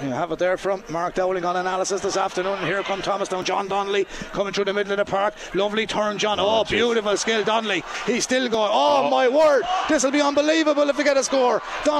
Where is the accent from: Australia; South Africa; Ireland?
Ireland; because we're Irish and we're in Ireland